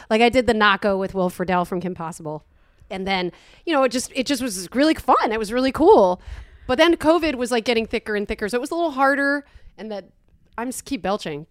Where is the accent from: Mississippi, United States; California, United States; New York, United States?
New York, United States; also born or lived in Los Angeles; now in Austin, United States; I am from New York